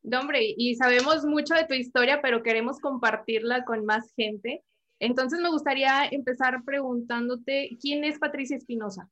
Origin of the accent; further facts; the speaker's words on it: Nuevo León, Mexico; yo soy de aquí de Nuevo León